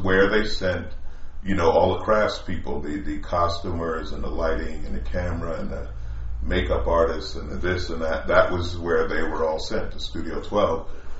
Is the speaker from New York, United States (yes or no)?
yes; New York, United States; moved away; I was from New York.